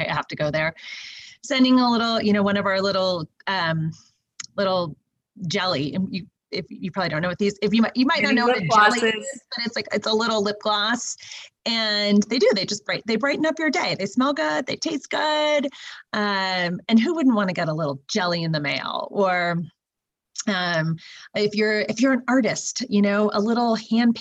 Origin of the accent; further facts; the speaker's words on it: California, United States; because I'm from California